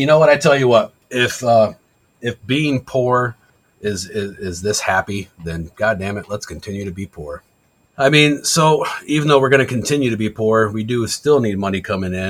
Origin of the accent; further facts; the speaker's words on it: Michigan, United States; Being from Michigan